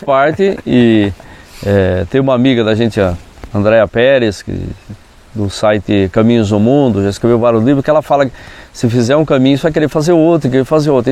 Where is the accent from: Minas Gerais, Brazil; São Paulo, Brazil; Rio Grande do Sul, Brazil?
São Paulo, Brazil; Ibiúna; eu nasci aqui no em Ibiúna, no sertão de Ibiúna, né, numa área onde hoje é, atualmente é, é, o Parque Estadual do Jurupará.